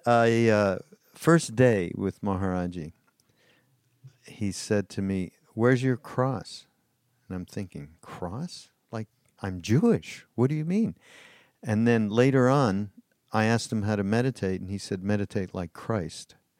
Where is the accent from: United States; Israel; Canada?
Canada; Montreal, Quebec; I'm from Montreal.